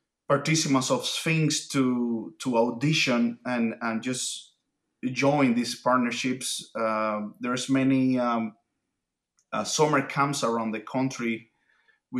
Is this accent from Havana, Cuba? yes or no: yes; Havana, Cuba; first language Spanish; English is a second language; moved away; my native language, as you can probably hear, is Spanish. I was born in Havana, Cuba